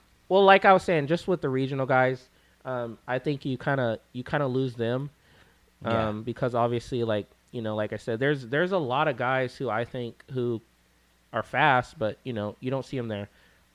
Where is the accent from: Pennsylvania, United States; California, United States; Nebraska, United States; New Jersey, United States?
California, United States; He heard that I was from California